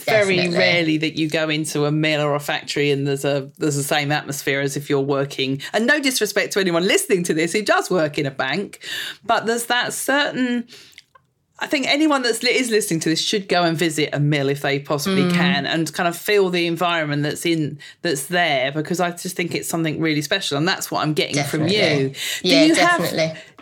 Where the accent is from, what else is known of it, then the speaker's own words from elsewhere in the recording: Essex, East of England, United Kingdom; I'm from Essex originally.